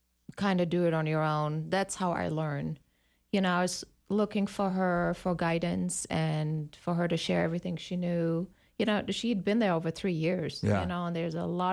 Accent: Germany; moved away as an adult; also born or lived in West Germany; now in United States; I'm born in East Germany and raised in West, so I spent a majority of my childhood in East Germany.

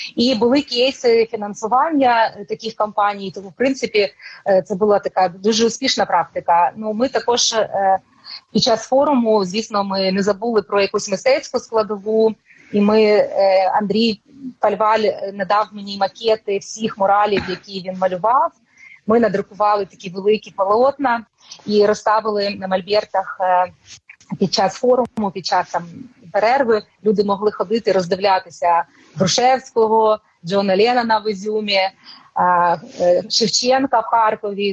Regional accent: Novopskov, Luhansk Oblast, Ukraine; moved away as an adult; now in Kyiv, Ukraine; я народилася на Луганщині в Новопскові. І для мене це е, я жила там дуже довгий час, жила в Луганську і пізніше приїхала в Київ.

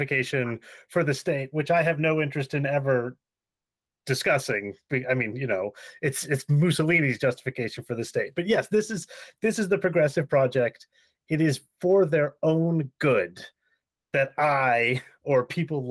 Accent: United States; as an American

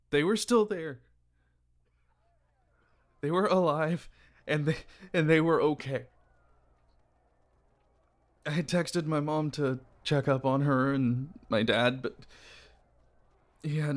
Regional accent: Texas, United States; like still in the same house where I grew up in in Texas

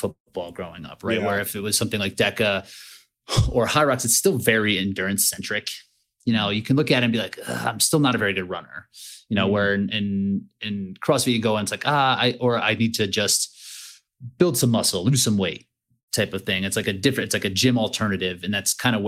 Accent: Easton, Pennsylvania, United States; now in Colorado, United States; I live in Colorado now, and I grew up in like Eastern Pennsylvania

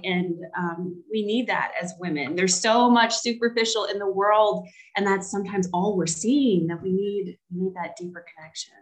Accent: the South, United States; now in Charlotte, United States; I grew up in the South. I've lived in the South most of my life.

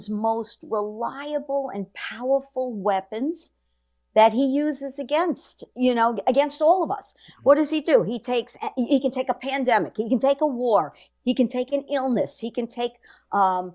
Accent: New York, United States; I grew up in good old New York

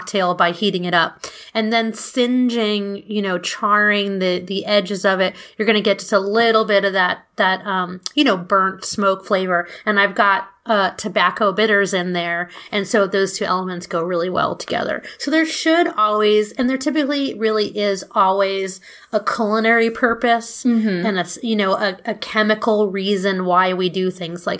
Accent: New York City, New York, United States; moved away as an adult; also born or lived in Belgium / France; I grew up mostly in New York City.

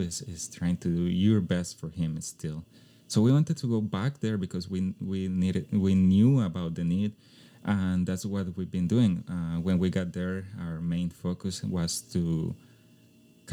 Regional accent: Costa Rica; English is a second language; Even though it was my hometown, we had a place where to live because my mom's house, she passed it on to us

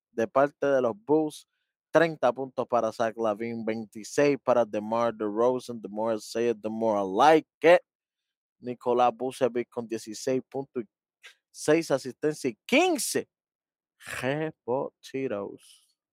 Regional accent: Dominican Republic; yo soy dominicano también.

